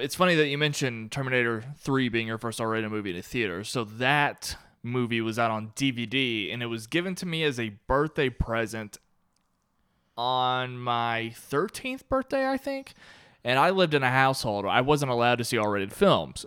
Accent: Kentucky, United States; moved away as an adult; I was born and raised in Kentucky

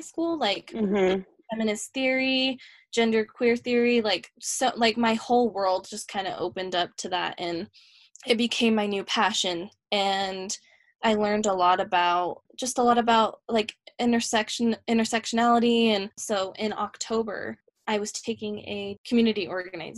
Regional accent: Harriman, United States; now in Salt Lake City, United States; I grew up in Harriman

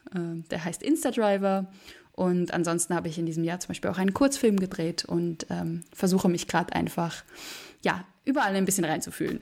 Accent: Berlin, Germany; moved away; also born or lived in Vienna; ich bin 23 Jahre alt und ich komme aus Berlin

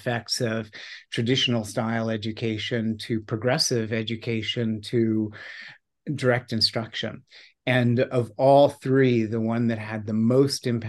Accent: New York City, New York, United States; also born or lived in Virginia; I grew up in New York City in the 1960s

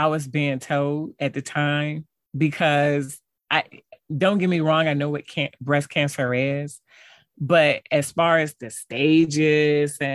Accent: Hampton, Virginia, United States; moved away; my family back at home, because I'm from Hampton, Virginia

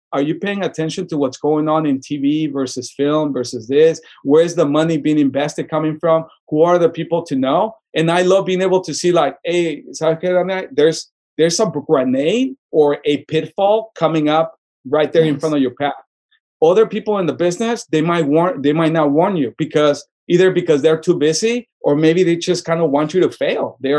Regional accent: Tucson, Arizona, United States; Maybe the way that I grew up in Tucson, you kind of feel like beyond giving back, I love when people succeed.

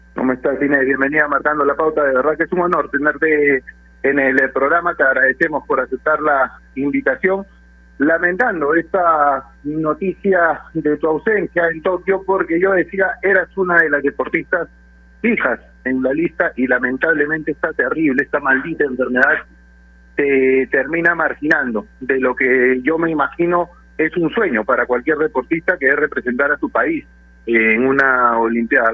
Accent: Peru; somos todos peruanos

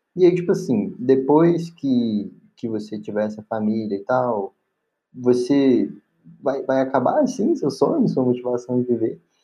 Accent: Belo Horizonte, Minas Gerais, Brazil; sou de BH

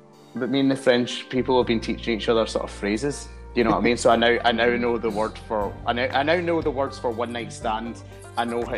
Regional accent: Scotland, United Kingdom

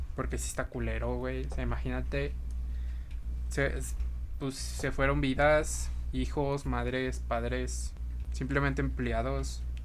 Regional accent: Mexico City, Mexico; Como mexicanos, chilangos que somos

